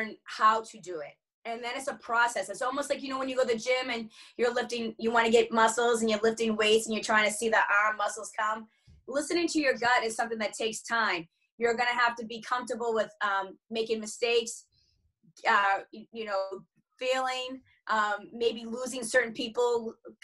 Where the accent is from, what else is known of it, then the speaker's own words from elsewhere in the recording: Boston, Massachusetts, United States; I grew up in the Boston area in Massachusetts in America